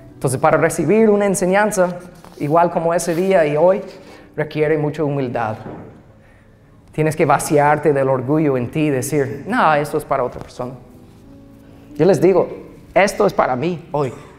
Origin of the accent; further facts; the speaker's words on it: United States; Spanish is a second language; moved away; soy gringo y voy aprendiendo el idioma